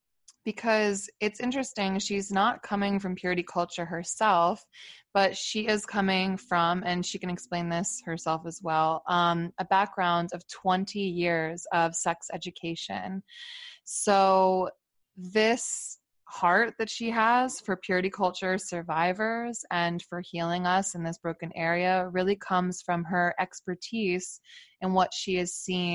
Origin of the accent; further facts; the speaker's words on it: Philadelphia, Pennsylvania, United States; we're both from Philly